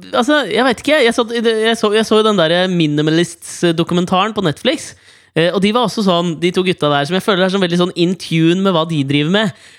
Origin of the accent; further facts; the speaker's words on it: Norway; jeg er fra Norge